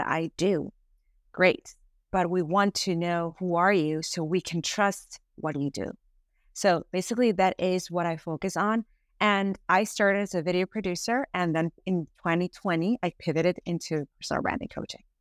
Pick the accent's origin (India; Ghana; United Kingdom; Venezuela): Venezuela; moved away as an adult; now in United States; I am originally from Venezuela. I've been here in the United States for almost thirteen years